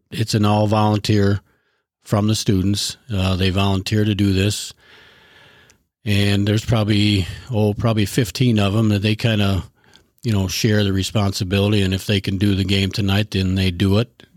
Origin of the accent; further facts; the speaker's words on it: Sterling, Illinois, United States; also born or lived in Chicago; now in Wisconsin, United States; I was, uh, born and raised in Sterling, Illinois, and I've lived in Wisconsin for the past twenty-three years.